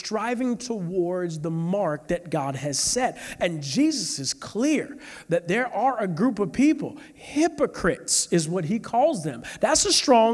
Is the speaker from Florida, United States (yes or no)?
yes; St. Petersburg, Florida, United States; I'm from South St. Pete